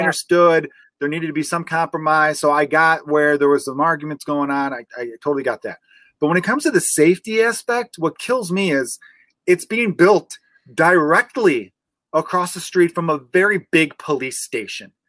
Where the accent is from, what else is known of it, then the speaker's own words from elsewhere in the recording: Chicago, Illinois, United States; growing up in Portage Park